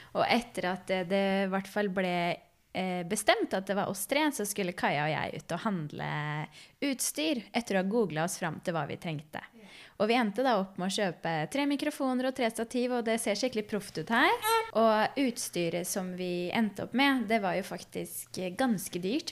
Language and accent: Norwegian; Fredrikstad, Østfold, Norway; Vi er fra Fredrikstad